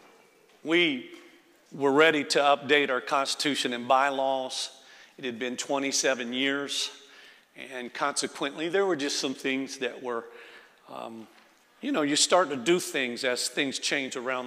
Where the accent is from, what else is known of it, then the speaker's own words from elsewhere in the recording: Florida, United States; moved away; I'm from Florida